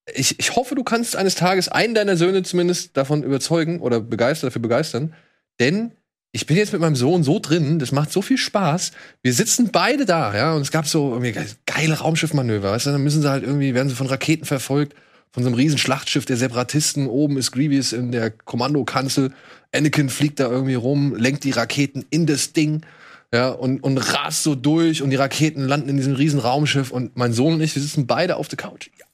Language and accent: German; Wiesbaden, Hesse, Germany; moved away; meiner alten Heimatstadt Wiesbaden